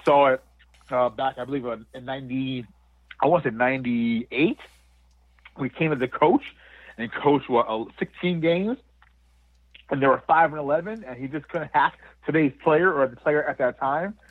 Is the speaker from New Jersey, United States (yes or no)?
yes; Montclair, New Jersey, United States; my hometown here in New Jersey, in Montclair, New Jersey